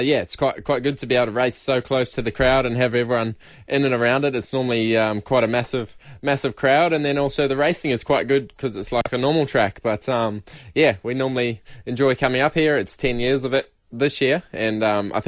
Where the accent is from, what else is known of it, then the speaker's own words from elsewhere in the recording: New Zealand; I'm from New Zealand